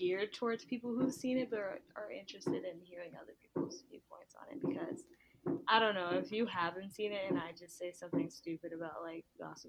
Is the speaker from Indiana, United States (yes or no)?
no; Brooklyn, New York, United States; Like, I'm from Brooklyn.